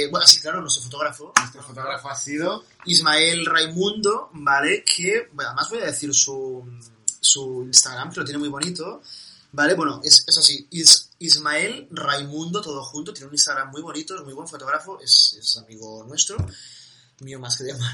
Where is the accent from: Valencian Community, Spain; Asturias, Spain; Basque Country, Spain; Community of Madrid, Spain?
Asturias, Spain; Además, yo soy asturiano